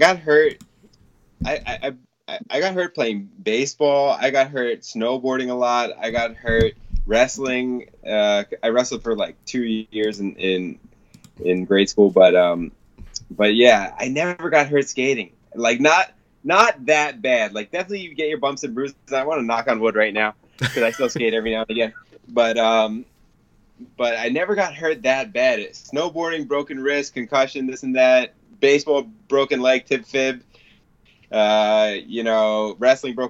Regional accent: Long Island, New York, United States; I'm going to be opening a school out in my hometown in Long Island

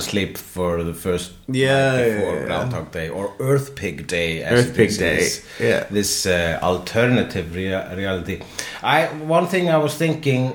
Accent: Iceland; I am Icelandic

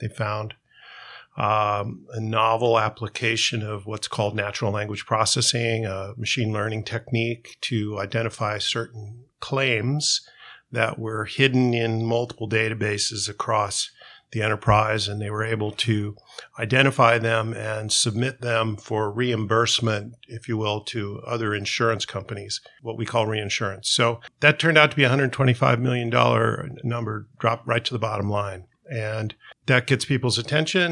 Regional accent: Southern California, United States; We grew up in Southern California

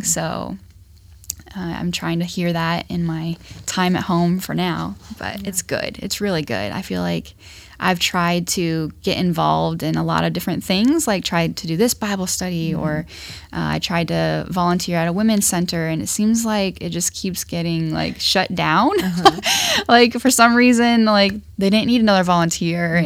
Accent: Ashland, Ohio, United States; now in Dayton, United States; I am not from Dayton, so I am from Ashland, Ohio.

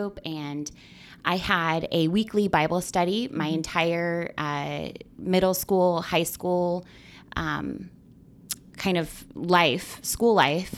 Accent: Camano Island, Washington, United States; moved away as an adult; now in Portland, United States; I grew up on Camino Island, which is about 5 hours north on the five

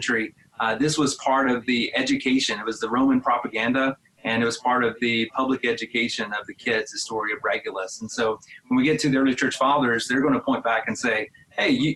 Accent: Arkansas-Louisiana line, United States; moved away as an adult; also born or lived in Arkadelphia, Arkansas; now in Denver, United States; growing up on the Arkansas-Louisiana line. I was raised as a Razorback fan

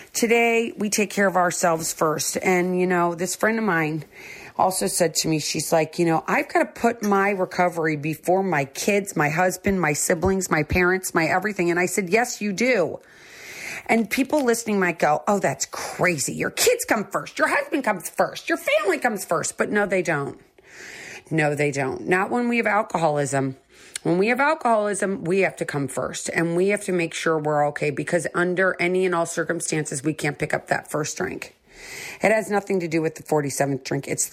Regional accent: St. Louis, Missouri, United States; Growing up in St. Louis, Missouri

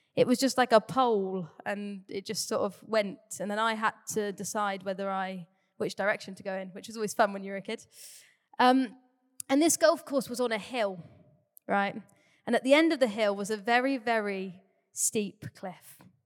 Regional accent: Torquay, South West England, United Kingdom; also born or lived in Cardiff; I grew up in the Bay. I've lived here for nearly twenty-two years now. Crazy. Um, grew up in Torquay.

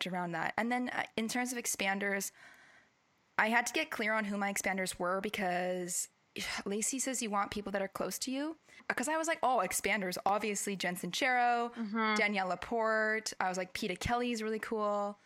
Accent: the North Shore, British Columbia, Canada; we grew up in the North Shore

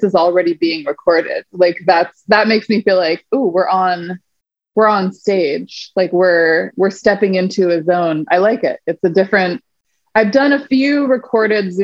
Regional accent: the Northwest, outside of Seattle and Olympia, Washington, United States; mostly like outside of Seattle and Olympia

